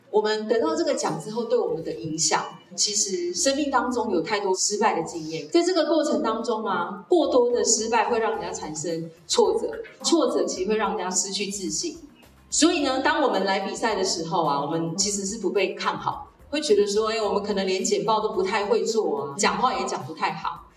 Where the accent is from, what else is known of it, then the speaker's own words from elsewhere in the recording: Yunlin County, Taiwan; 我来自云林